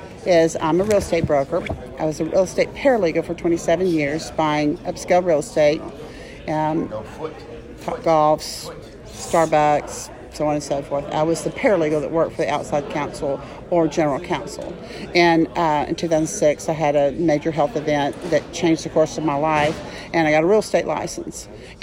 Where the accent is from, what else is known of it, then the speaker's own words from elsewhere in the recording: Dallas, Texas, United States; now in San Antonio, United States; I'm from Dallas, but I'm in San Antonio.